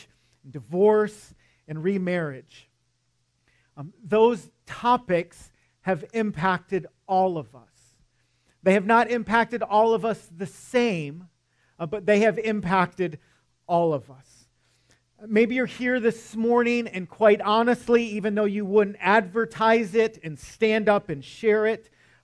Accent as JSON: {"language": "English", "region": "Michigan", "country": "United States", "moved": "yes", "said": "I'm from Michigan, and yes, I still get cold"}